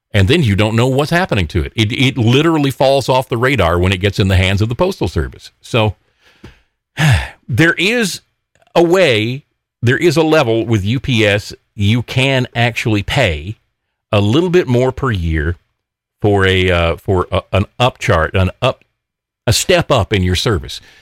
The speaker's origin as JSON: {"language": "English", "region": "Alabama", "country": "United States", "said": "Alabama Representative Mo Brooks, it's my home state"}